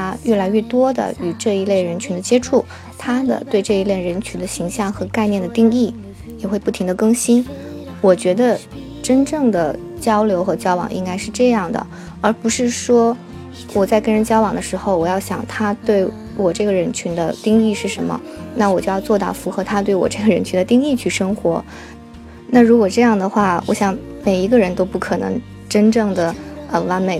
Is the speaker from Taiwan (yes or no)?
no; Northeast China, China; 就比如有人问我，我是东北人啊，为什么讲话没有东北口音啊？